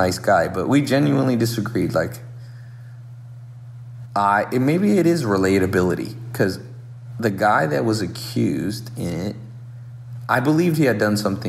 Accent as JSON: {"language": "English", "town": "Long Beach", "region": "California", "country": "United States", "tie": "born or raised there", "said": "I grew up around in Southern California, born in Long Beach"}